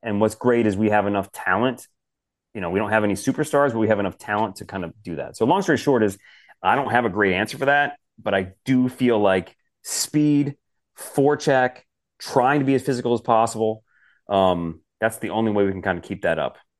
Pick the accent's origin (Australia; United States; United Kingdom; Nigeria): United States; Detroit, Michigan; moved away; I grew up in Detroit, so I'm born and raised a Detroit Red Wings fan